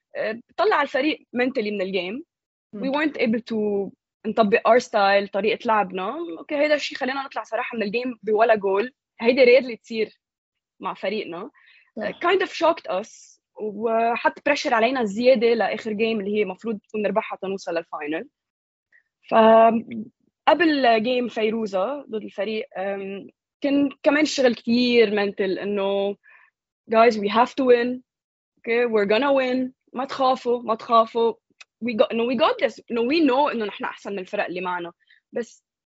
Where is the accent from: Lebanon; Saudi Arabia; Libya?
Lebanon; نحن very patriotic كلبنانيه